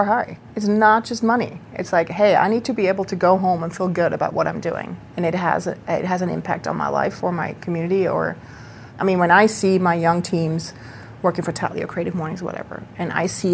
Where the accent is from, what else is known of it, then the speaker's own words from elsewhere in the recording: Switzerland; now in Brooklyn, United States; I grew up in Switzerland